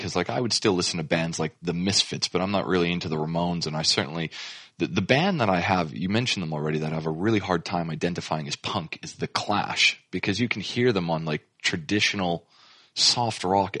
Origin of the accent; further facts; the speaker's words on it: Canada; now in Australia; Some of you may know that I'm originally from Canada